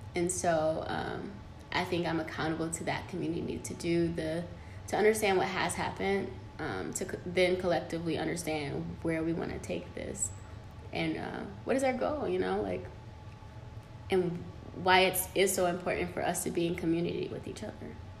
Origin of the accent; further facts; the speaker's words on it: Detroit, Michigan, United States; The hood definitely raised me. Um, like, I'm from Detroit City